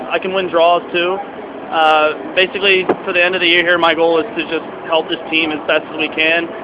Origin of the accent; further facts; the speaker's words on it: Pennsylvania, United States; also born or lived in Delaware / Ontario; I'm actually from Pennsylvania, right by the state line.